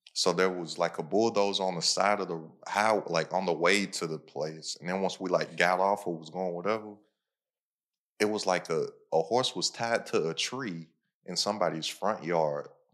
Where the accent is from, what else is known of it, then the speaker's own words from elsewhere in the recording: Lexington, Kentucky, United States; Lexington, Kentucky. That's where I'm from. That's my hometown, horse capital of the world.